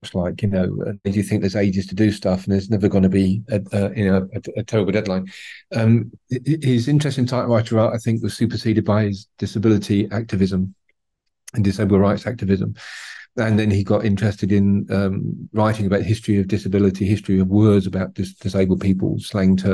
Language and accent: English; United Kingdom; being British